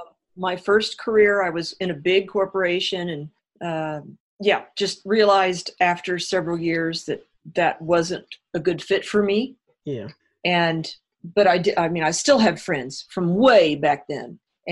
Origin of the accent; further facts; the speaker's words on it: Illinois, United States; Yep. I sure was. A small town way down south.